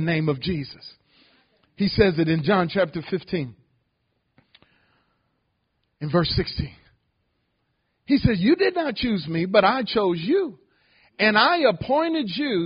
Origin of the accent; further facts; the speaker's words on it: Detroit, Michigan, United States; moved away as an adult; also born or lived in Ohio; now in Houston, United States; I'm a native from Detroit. I was born in Ohio, but grew up in Detroit all my life